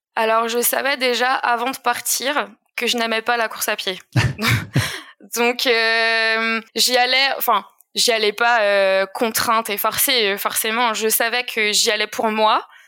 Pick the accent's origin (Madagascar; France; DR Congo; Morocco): France; Alsace, Grand Est; j'ai grandi en Alsace, dans une petite vallée qu'on appelle la vallée de Villers